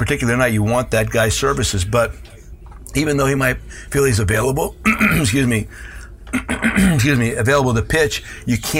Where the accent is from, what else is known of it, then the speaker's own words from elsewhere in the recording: Hazleton, Pennsylvania, United States; the cultures of my hometown, Hispanic and Anglo